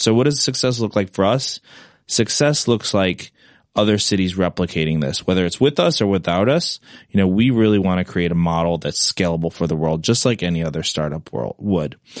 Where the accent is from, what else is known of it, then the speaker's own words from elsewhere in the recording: Manhattan, Kansas, United States; moved away as an adult; also born or lived in London, United Kingdom; now in New York City, United States; I grew up in Manhattan, Kansas